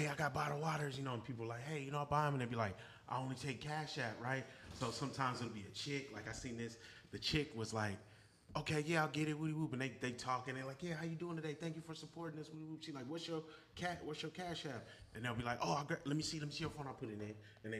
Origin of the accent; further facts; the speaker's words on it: Richmond, United States; Bro, I'm from Richmond.